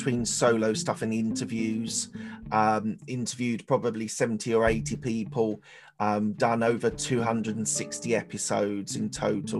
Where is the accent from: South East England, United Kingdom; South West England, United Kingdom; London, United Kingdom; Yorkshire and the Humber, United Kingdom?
London, United Kingdom; also born or lived in Chiswick, London; I was born in East London, Essex Way, the other side of London, lived there all through my early years of life